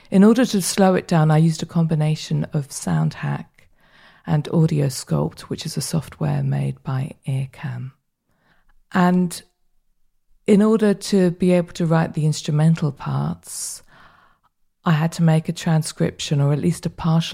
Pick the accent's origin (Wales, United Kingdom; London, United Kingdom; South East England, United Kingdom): London, United Kingdom; moved away as an adult; now in Berlin, Germany; I was born in the United Kingdom and I grew up in southwest London, but now I live in Berlin